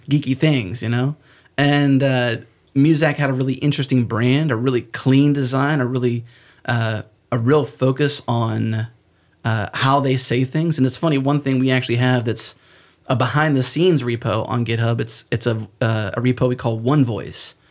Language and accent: English; United States; accent: American; because of where I'm from and because I have an American accent and I'm not Canadian